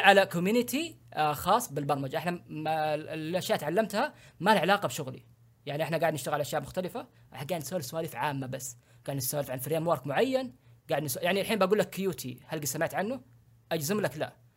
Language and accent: Arabic; Saudi Arabia; عندنا في السعوديه